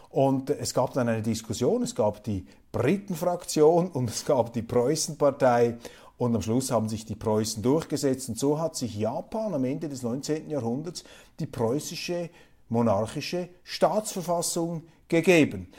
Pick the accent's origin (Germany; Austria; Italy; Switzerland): Switzerland; Für mich als Schweizer, als Kleinstaatler